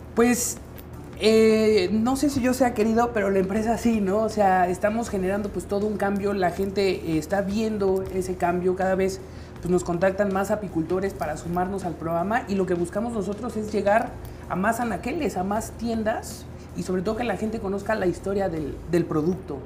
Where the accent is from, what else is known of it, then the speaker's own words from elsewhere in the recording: Mexico; un orgullo que tenemos como mexicanos